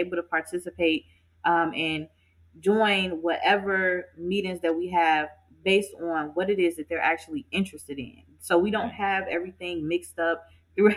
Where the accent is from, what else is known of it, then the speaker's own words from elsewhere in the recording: Inglewood, California, United States; I grew up in Inglewood